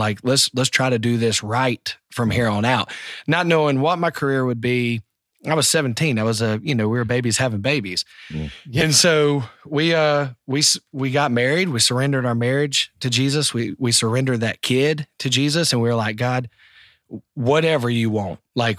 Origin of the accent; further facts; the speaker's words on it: North Carolina, United States; So for me, man, you know, I grew up in North Carolina and South Carolina.